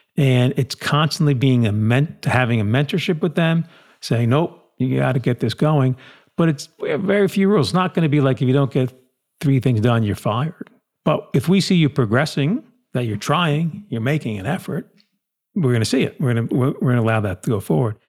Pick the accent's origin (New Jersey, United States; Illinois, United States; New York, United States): New Jersey, United States; We grew up, again, in New Jersey, typical small town.